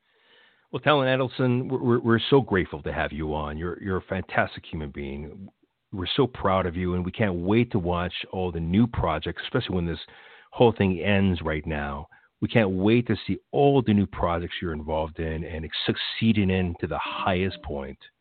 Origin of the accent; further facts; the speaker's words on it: Los Angeles, California, United States; I was born in Los Angeles